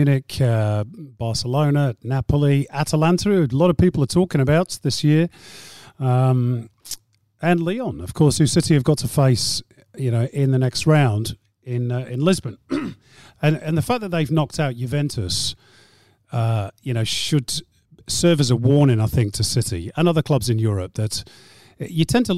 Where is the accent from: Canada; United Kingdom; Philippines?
United Kingdom; Manchester, North West England; moved away as an adult; now in Australia; I'm from Manchester. I grew up a City fan